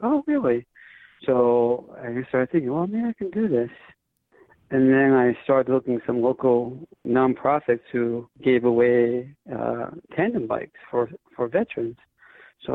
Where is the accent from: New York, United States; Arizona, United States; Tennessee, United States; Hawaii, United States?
Hawaii, United States; Honolulu; My home, you want to call it home duty station, my hometown is Honolulu, Hawaii.